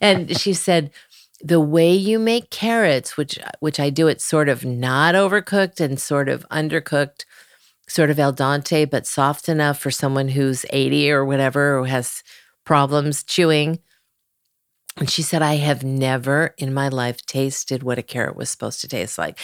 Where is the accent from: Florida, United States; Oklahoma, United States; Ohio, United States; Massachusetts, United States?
Ohio, United States; Cleveland; moved away; also born or lived in Malibu; I was from Cleveland